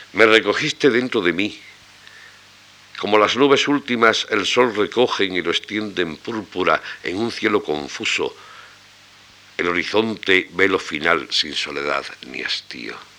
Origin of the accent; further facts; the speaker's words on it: Albolote, Andalusia, Spain; also born or lived in Granada; natural y ex vecino de Albolote